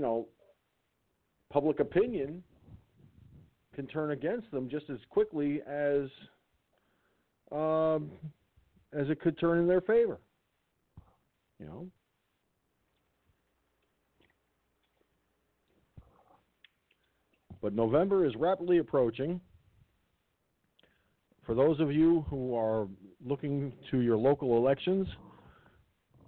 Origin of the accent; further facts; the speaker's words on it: Peekskill, New York, United States; moved away; I was raised in Peekskill. I know that town like the back of my hand. I may not have lived in Peekskill in a long time